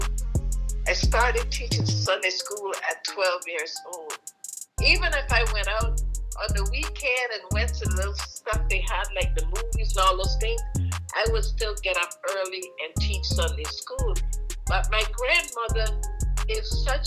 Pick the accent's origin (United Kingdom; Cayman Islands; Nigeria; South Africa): Cayman Islands; moved away; I know my accent happens to come in there every now and again, you know, because I am from the Cayman Islands, but I've been living here for over 45 years